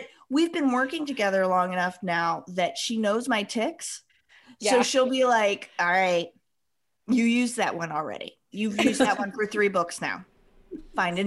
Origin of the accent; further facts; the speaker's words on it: Western Nebraska, United States; moved away; also born or lived in East Coast; So I grew up in Western Nebraska